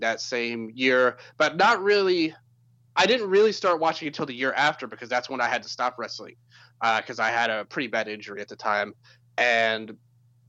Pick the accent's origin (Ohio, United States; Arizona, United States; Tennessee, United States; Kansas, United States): Tennessee, United States; Memphis; where I grew up, I mentioned I'm from Memphis